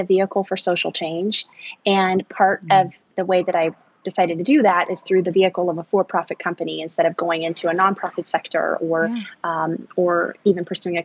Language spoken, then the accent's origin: English; Arkansas, United States; also born or lived in San Antonio, Texas; the way I grew up was I was born in Texas in a very large city. I was born in San Antonio, but then my dad built a business and retired and moved us to a very small town, basically a farm in Arkansas. And so from those social developmental years of being a teen, I lived in the woods